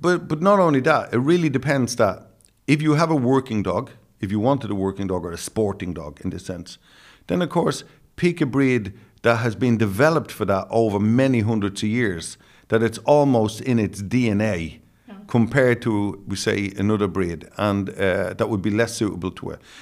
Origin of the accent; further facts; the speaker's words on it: Dublin, Leinster, Ireland; accent: Dublin; in my Dublin accent